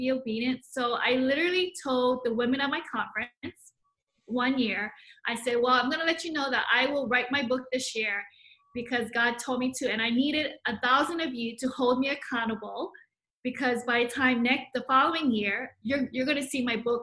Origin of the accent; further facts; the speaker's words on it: Hawaii, United States; also born or lived in Hong Kong; born in Hong Kong, but my whole family migrated to Hawaii when I was just about a year old. So I literally grew up, lived in Hawaii, never left